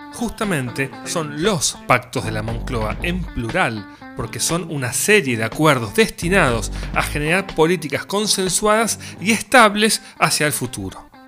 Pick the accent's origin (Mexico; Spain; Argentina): Argentina